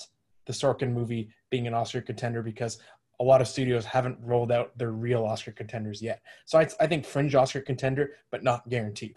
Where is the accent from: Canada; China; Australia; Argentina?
Canada; Ottawa, Ontario; moved away; I'm from Ottawa originally. I have a lot of family there still